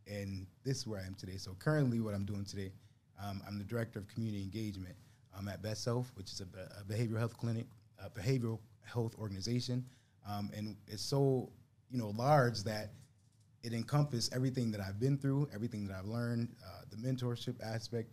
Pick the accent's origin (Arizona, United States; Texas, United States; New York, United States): New York, United States; Buffalo; growing up in Buffalo, born and bred here